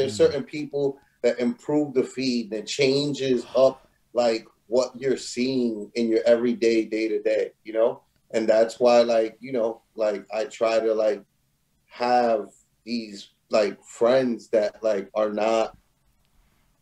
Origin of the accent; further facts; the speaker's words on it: New York City, New York, United States; growing up in New York City